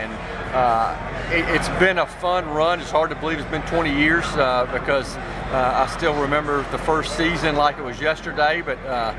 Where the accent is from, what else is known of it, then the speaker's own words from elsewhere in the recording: Nashville, Tennessee, United States; I grew up in Nashville. I was born here. I went to grade school here, high school here. Kind of seen this city change so much.